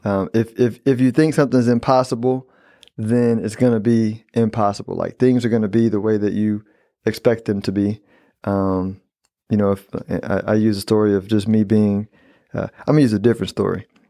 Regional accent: Texas, United States; I'm a Texan

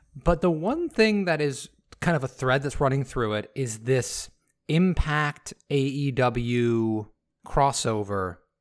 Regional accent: Michigan, United States; I'm from Michigan.

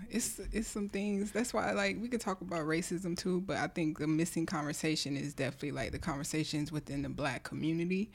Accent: Delaware, United States; moved away; I'm from Delaware

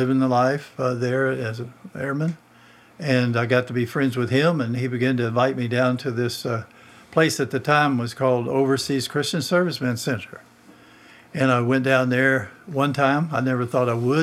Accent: Arkansas, United States; moved away as an adult; I grew up in Arkansas and was in our church as a young person

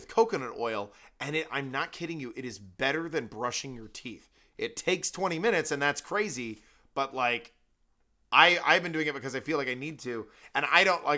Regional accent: an island in Puget Sound, Washington, United States; I grew up in the middle of an island in Puget Sound, like very close to the Canadian border.

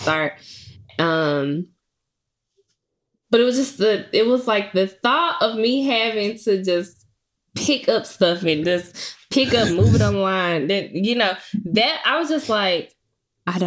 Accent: Memphis, Tennessee, United States; moved away as an adult; also born or lived in Murfreesboro, Tennessee; I'm not from the area, I'm from Memphis.

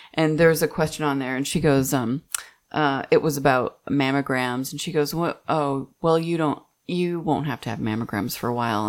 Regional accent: Midwest, United States; moved away; also born or lived in Texas; I'm from the Midwest

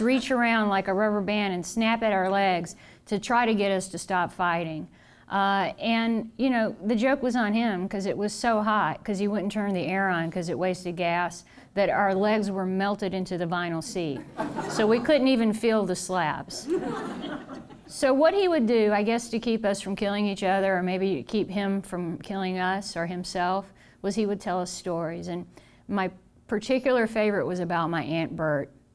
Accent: the South, United States; I'm from the South

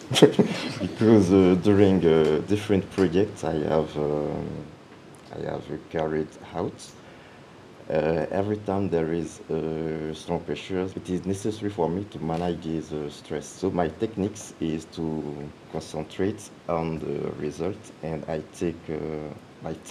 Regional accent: Côte d’Ivoire; moved away as an adult; now in France; moi, je, je viens de la Côte d'Ivoire

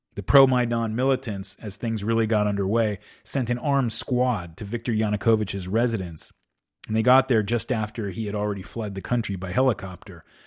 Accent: United States; I am an American.

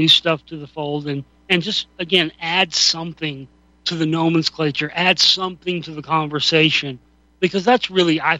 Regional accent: Dallas, Texas, United States; as a kid growing up in Dallas

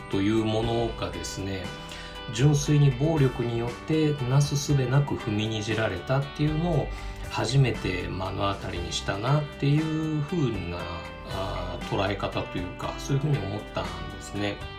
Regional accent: Aichi, Japan; 我が地元愛知県

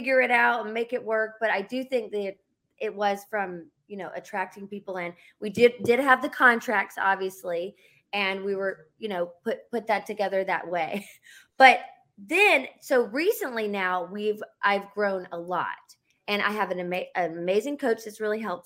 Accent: Charlotte, North Carolina, United States; moved away as an adult; now in Los Angeles, United States; I am from North Carolina, from Charlotte, and I live in Los Angeles. I've lived here over 15 years

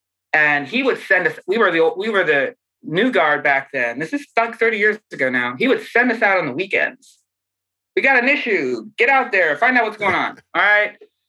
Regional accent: Pennsylvania, United States; also born or lived in Ohio, United States / Massachusetts, United States; And I grew up in Pennsylvania and Ohio and Massachusetts.

